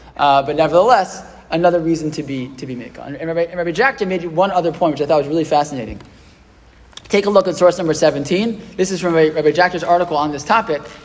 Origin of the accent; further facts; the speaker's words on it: United States; born or raised there; also born or lived in Israel